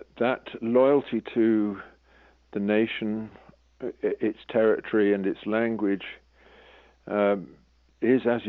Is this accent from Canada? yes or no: no; England, United Kingdom; an Englishman